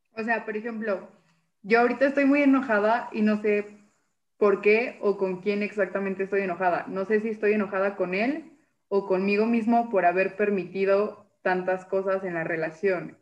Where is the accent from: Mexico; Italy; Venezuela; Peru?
Mexico; Mexico City; moved away as an adult; now in Jalisco, Mexico; Yo soy de la Ciudad de México